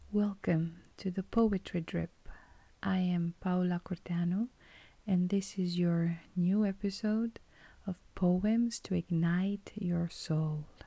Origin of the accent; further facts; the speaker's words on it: Romania; moved away as an adult; my home country